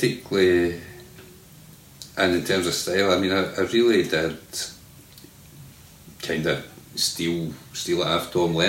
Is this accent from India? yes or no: no; Barrhead, Scotland, United Kingdom; I was brought up in Barrhead